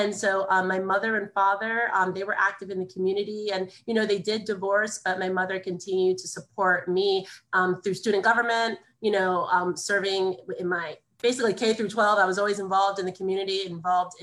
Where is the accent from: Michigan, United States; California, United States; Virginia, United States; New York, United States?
Virginia, United States; Virginia Beach; now in Baltimore, United States; I grew up in Virginia Beach, Virginia. I'm from a neighborhood called SeaTac